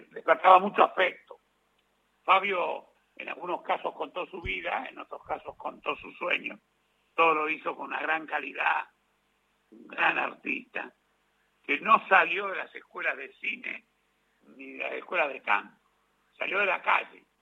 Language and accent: Spanish; La Plata, Buenos Aires Province, Argentina; yo soy platense